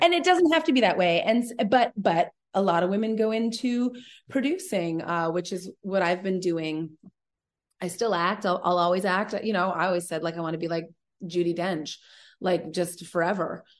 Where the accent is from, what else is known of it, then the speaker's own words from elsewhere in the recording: Vancouver, British Columbia, Canada; moved away; also born or lived in Los Angeles; I'm from Vancouver originally, so I have a lot of family